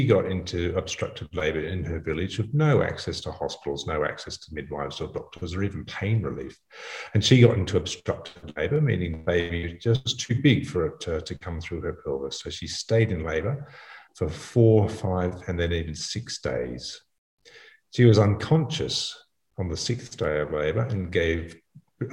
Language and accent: English; Australia; also born or lived in Africa; I'm an Australian obstetrician gynecologist